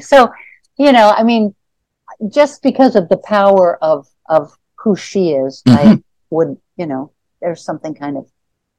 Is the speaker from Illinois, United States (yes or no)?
yes; Chicago, Illinois, United States; so I grew up in Chicago